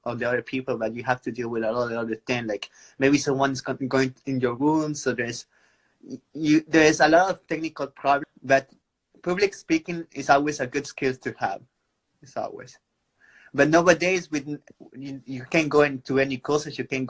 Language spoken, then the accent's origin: English; Peru; I'm from Peru